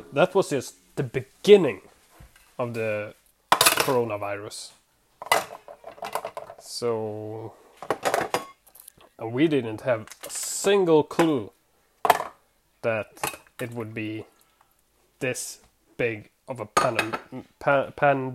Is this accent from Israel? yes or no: no; Sweden; English is a second language; I'm from Sweden. I live in Sweden, born in Sweden.